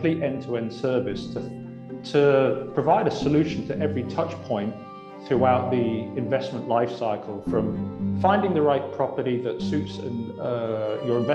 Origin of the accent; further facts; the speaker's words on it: Oxford, South East England, United Kingdom; I come from Oxford, and actually, yeah. I was surrounded by Oxford academia. My father was a professor.